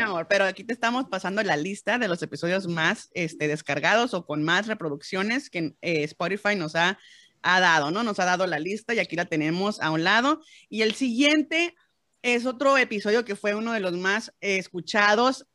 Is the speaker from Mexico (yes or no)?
yes; Mexico